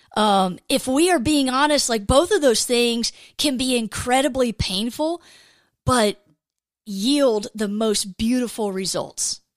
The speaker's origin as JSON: {"language": "English", "region": "Georgia", "country": "United States", "tie": "born or raised there", "said": "I grew up in Georgia"}